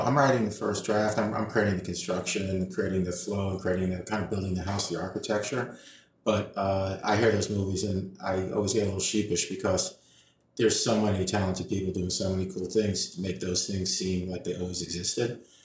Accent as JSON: {"language": "English", "town": "New York City", "region": "New York", "country": "United States", "tie": "born or raised there", "said": "I was born and raised uh, on the west side of Manhattan in New York City"}